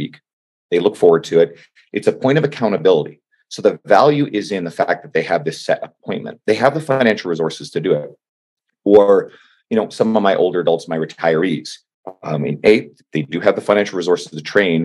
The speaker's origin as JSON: {"language": "English", "town": "St. John's", "region": "Newfoundland and Labrador", "country": "Canada", "said": "I'm from St. John's, Newfoundland"}